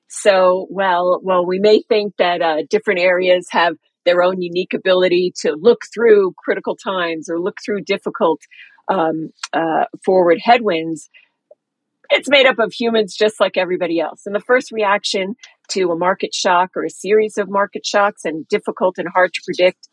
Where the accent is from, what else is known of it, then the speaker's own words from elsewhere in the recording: New York, United States; moved away as an adult; also born or lived in London / Singapore; I grew up in New York